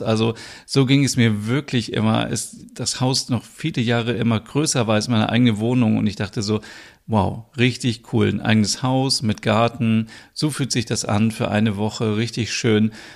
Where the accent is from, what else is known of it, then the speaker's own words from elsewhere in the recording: Germany; als Deutscher